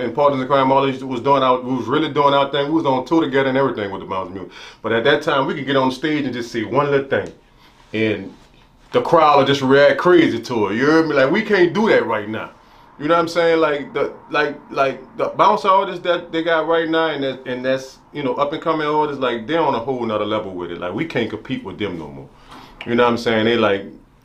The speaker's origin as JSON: {"language": "English", "town": "New Orleans", "region": "Louisiana", "country": "United States", "tie": "born or raised there", "said": "I moved from the Desire Project to the Magnolia Project"}